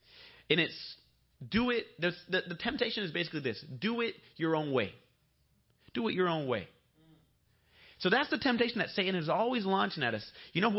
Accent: Bolivia; When I was growing up in Bolivia, all the girls wanted me to speak English.

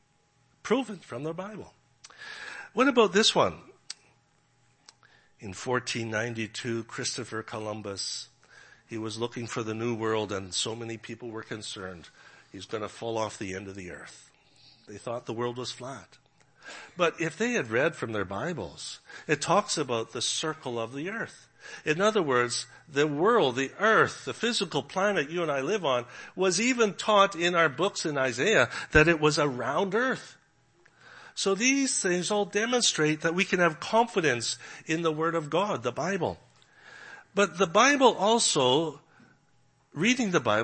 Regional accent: Canada; moved away; also born or lived in Regina, Saskatchewan; I'm from Canada

